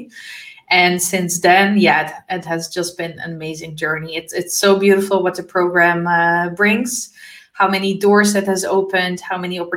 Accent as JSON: {"language": "English", "town": "Amsterdam", "region": "North Holland", "country": "Netherlands", "tie": "born or raised there", "also_born_or_lived": "former Yugoslavia", "moved": "as an adult", "lives_now": "Switzerland", "said": "I'm born in former Yugoslavia. I'm raised in the beautiful city of Amsterdam in the Netherlands."}